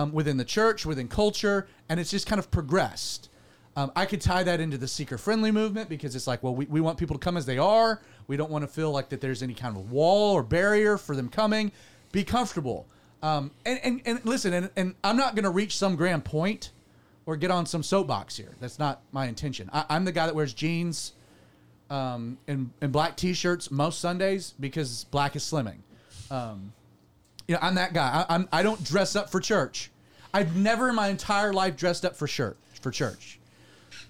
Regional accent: Deep South, United States; I grew up in Calvary Chapel in the Deep South

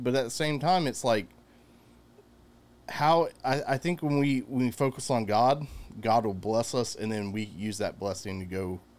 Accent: United States; I'm an American.

